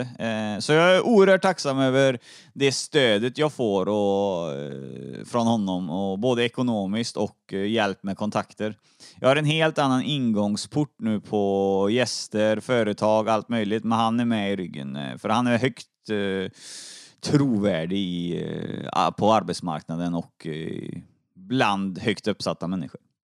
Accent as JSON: {"language": "Swedish", "town": "Trollhättan", "region": "Västra Götaland", "country": "Sweden", "moved": "yes", "lives_now": "Uddevalla, Sweden", "said": "Jag är från Trollhättan egentligen"}